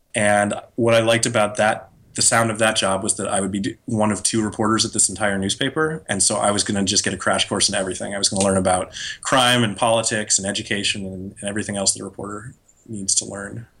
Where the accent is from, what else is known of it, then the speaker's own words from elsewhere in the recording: Massachusetts, United States; moved away as an adult; also born or lived in Wisconsin / New York / San Francisco; I'm from Massachusetts